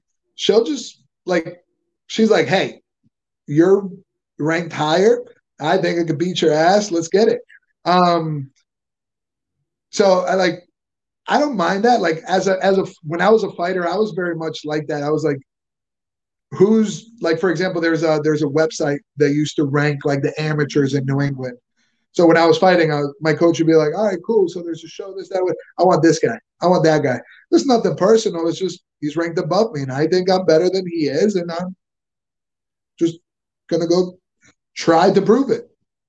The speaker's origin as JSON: {"language": "English", "country": "Venezuela", "said": "I'm from Venezuela. I speak Spanish if you prefer."}